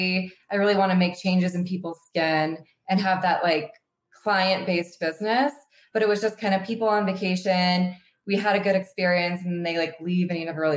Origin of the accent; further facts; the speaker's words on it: Sacramento, California, United States; moved away as an adult; now in Lake Tahoe, United States; I'm from Sacramento